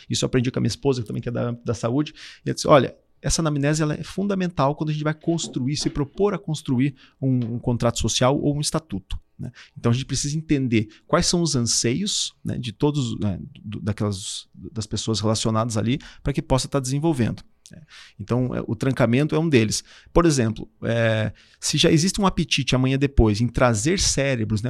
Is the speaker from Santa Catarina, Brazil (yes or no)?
yes; Curitibanos, Santa Catarina, Brazil; moved away as an adult; now in Florianópolis, Brazil; sou natural do Curitibano, sou catarinense